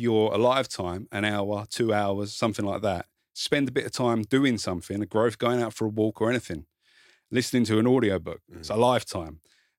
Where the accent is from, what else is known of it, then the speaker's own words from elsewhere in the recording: South East England, United Kingdom; Kent. So this explains it all. Near Dartford.